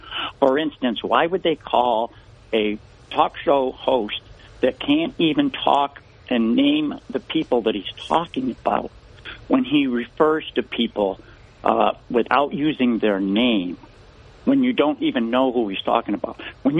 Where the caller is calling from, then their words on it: Binghamton, New York, United States; It's … from Binghamton.